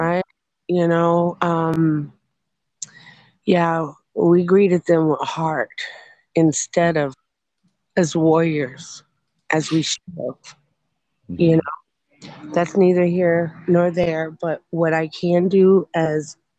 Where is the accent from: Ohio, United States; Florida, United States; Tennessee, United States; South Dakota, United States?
South Dakota, United States; moved away; I'm from South Dakota originally